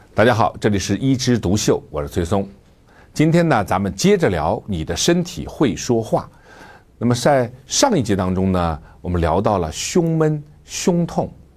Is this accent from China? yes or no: yes; China; 作为中国人